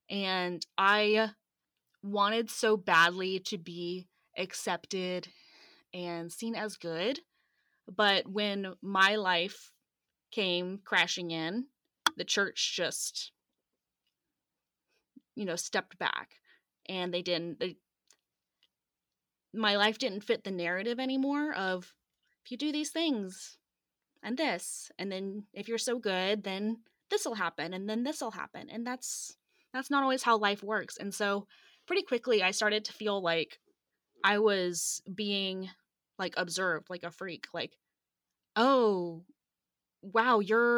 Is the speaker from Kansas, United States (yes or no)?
no; Atlanta, Georgia, United States; And so I grew up in Metro Atlanta, and I was, you know, the perfect church kid